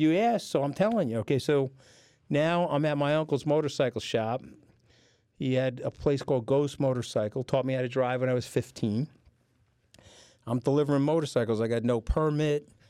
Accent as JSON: {"language": "English", "area": "Long Island", "region": "New York", "country": "United States", "tie": "born or raised there", "said": "the town I grew up in was the largest deposit of granulated sand in North America"}